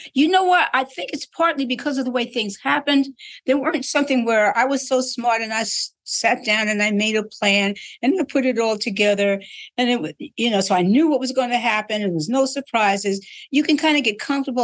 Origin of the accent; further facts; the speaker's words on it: New York City, New York, United States; I'm from New York City